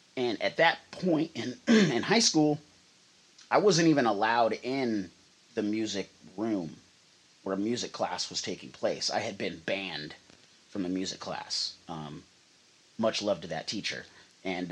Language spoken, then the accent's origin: English; Redway, California, United States; the Melody Trailer Park in Redway, where we're where I'm from, born and raised, my hometown